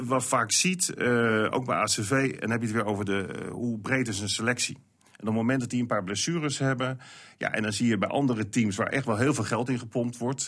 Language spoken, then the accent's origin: Dutch; Netherlands; als Nederlanders